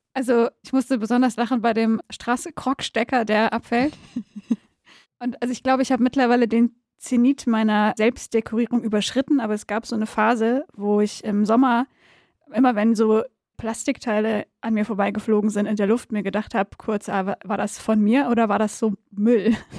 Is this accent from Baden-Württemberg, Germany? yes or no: yes; Backnang, Baden-Württemberg, Germany; moved away as an adult; now in Berlin, Germany; ich komme aus Südwestdeutschland